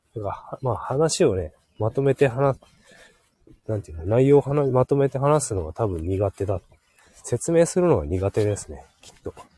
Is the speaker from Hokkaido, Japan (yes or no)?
yes; Hokkaido, Japan; moved away; うちの地元